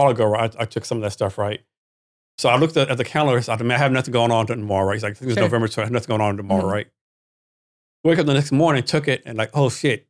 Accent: Texas, United States; So I'm from Texas.

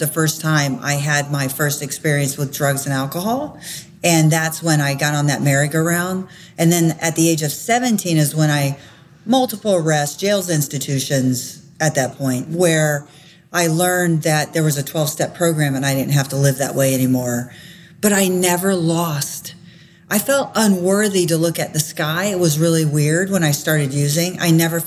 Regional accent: Florida, United States; I grew up in Florida

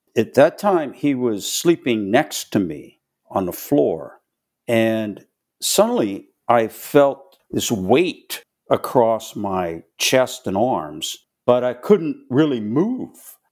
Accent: Pittsburgh, Pennsylvania, United States; moved away as an adult; now in Charlotte, United States; Born and raised in Pittsburgh, Pennsylvania.

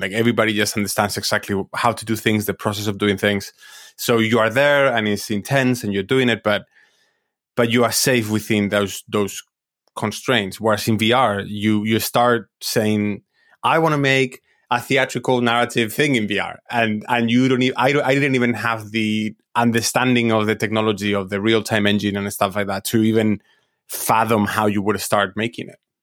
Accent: Madrid, Community of Madrid, Spain; I'm, I'm originally from Spain, from, I, I was born in Madrid and I grew up in Madrid.

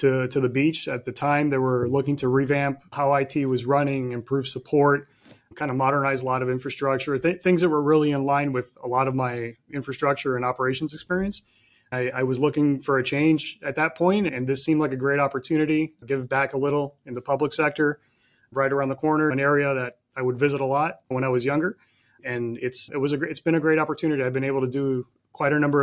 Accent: Miami, Florida, United States; I was born and raised in Miami.

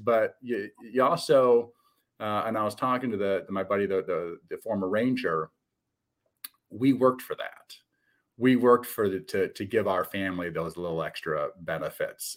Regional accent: Midwest, United States; I'm a Midwesterner.

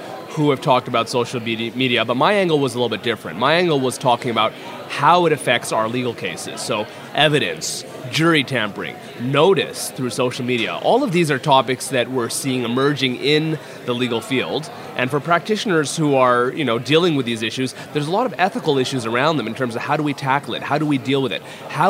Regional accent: Toronto, Ontario, Canada; I'm from Toronto, Ontario, which is situated in Canada, if you haven't heard of Rob Ford.

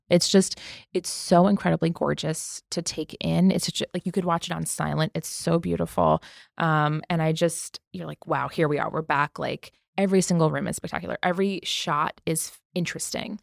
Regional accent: East Coast, United States; I'm from the East Coast

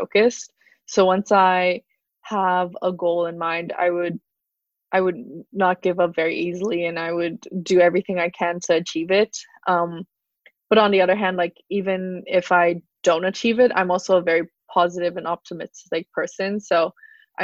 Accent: Hong Kong; moved away as an adult; I'm mixed, but I was born and raised in Hong Kong

